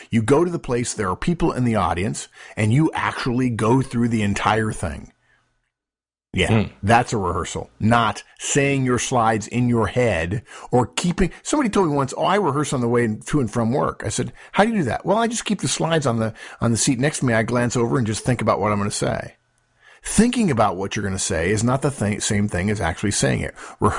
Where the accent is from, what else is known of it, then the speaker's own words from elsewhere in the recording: Los Angeles, California, United States; When I was in high school, I grew up in Los Angeles.